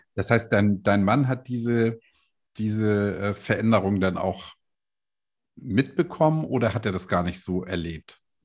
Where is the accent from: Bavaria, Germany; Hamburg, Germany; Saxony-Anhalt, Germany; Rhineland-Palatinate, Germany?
Hamburg, Germany; Das sage ich als Hamburger